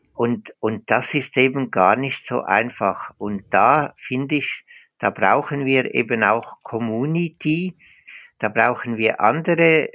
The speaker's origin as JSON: {"language": "German", "country": "Switzerland", "accent": "Swiss Standard German", "moved": "as an adult", "lives_now": "Osnabrück, Germany", "said": "an meinem äh, Schweizer Hochdeutsch, ich bin, ich bin Schweizer."}